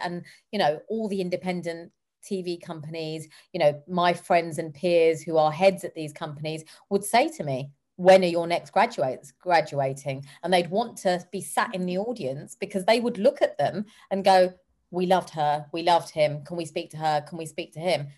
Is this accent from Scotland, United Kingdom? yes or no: no; London, United Kingdom; I come from South Hall and Harlesden, where black, brown, and white people live together in harmony